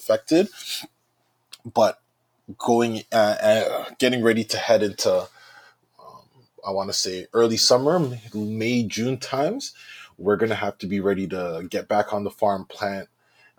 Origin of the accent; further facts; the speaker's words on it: Brampton, Ontario, Canada; also born or lived in Oshawa / Ottawa / United Kingdom; So I was born in Oshawa, but I grew up in Brampton. I've been in Brampton my whole life